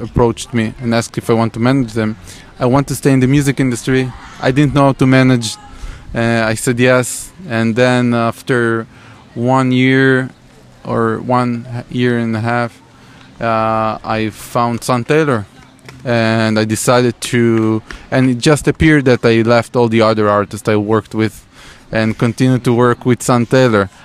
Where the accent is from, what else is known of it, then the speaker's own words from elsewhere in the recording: Israel; my city my hometown which is between uh, jerusalem and tel aviv